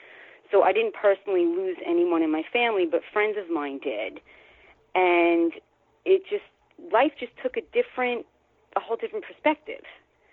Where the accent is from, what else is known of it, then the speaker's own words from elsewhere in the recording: New York, United States; But … is that reality that unfortunately I had to face as a New Yorker after 9/11.